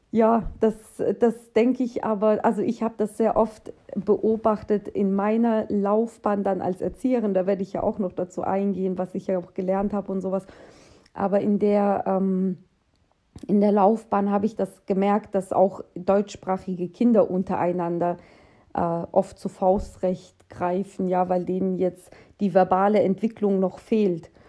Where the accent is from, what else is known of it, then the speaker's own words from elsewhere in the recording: Russia; now in Germany; Denn ähm, wir kommen ja aus Russland, also meine Familie. Und ja, in Russland wird dir, werden dir viele Strukturen vorgegeben.